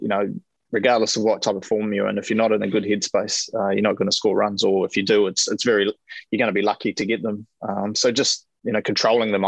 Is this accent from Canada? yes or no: no; New Zealand; as a Kiwi kid growing up